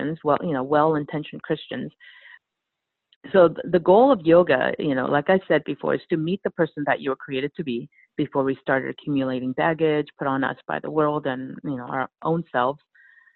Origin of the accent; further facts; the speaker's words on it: Los Angeles, California, United States; I grew up in Los Angeles, so there are plenty of yoga studios